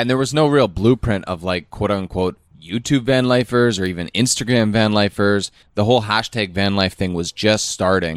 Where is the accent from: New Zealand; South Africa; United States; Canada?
Canada; moved away as an adult; we grew up in Canada.